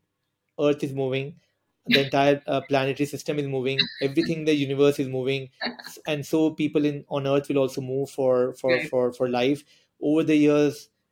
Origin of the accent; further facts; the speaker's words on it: Mumbai, Maharashtra, India; I'm from Mumbai